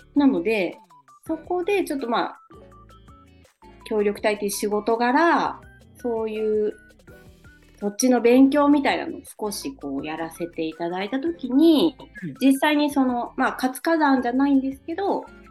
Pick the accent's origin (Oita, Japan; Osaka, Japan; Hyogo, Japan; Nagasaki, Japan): Nagasaki, Japan; 地元が長崎県なので